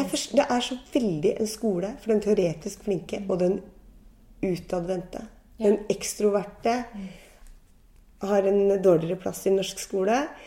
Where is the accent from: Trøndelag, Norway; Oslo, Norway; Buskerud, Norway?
Buskerud, Norway; Gol; moved away; i Gol i Hallingdal, der jeg vokste opp og var ung